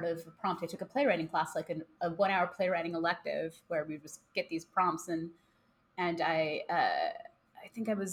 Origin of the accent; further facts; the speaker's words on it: Chicago, Illinois, United States; that's where I grew up the whole time. That's where I live now.